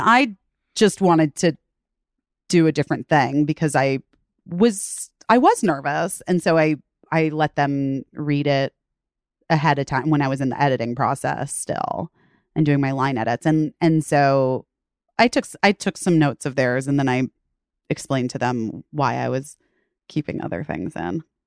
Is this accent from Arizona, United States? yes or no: yes; Arizona, United States; also born or lived in Chicago, Illinois; we moved to, um, Arizona for my dad's job when I was going into first grade